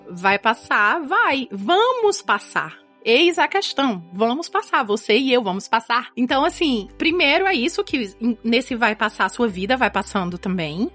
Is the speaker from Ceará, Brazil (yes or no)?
yes; Fortaleza, Ceará, Brazil; moved away as an adult; also born or lived in New York; now in New Jersey, United States; Eu sou do Ceará